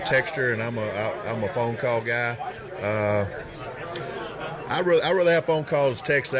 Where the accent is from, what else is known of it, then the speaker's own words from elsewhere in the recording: Arkansas, United States; I'm from Arkansas